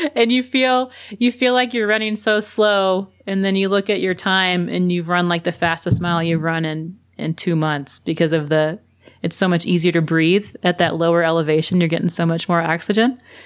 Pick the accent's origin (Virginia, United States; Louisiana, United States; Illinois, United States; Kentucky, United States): Louisiana, United States; also born or lived in South Carolina / Birmingham, Alabama; now in New Mexico, United States; I'm originally from Louisiana and then was in South Carolina and then Birmingham